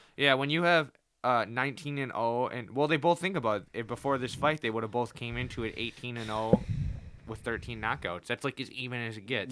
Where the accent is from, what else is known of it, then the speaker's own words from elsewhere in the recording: United States; I'm American